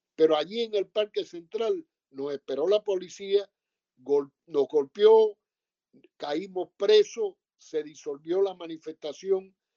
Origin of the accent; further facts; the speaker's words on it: Sagua la Grande, Villa Clara, Cuba; moved away as an adult; soy de Sagua la Grande en las villas y casi toda mi juventud la pasé allí.